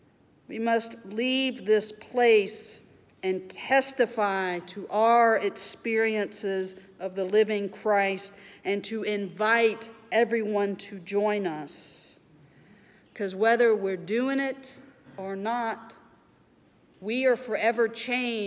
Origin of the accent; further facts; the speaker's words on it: Mobile, Alabama, United States; growing up in Mobile, Alabama